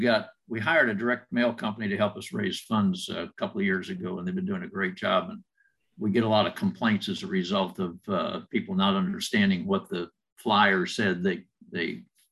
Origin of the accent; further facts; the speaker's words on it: Illinois, United States; I grew up in Illinois